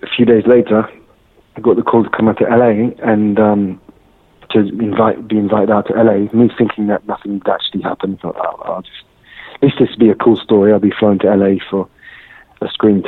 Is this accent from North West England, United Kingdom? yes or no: no; Surrey, South East England, United Kingdom; now in London, United Kingdom; I grew up in Surrey, in England, and I always saw myself as British, as English